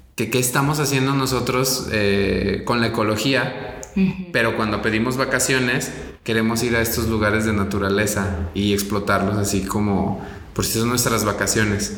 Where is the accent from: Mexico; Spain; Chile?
Mexico; los mexicanos hacemos